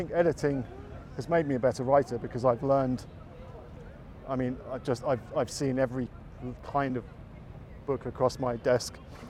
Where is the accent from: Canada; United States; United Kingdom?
United Kingdom; England; UK is not making it easy for us, even though I'm English.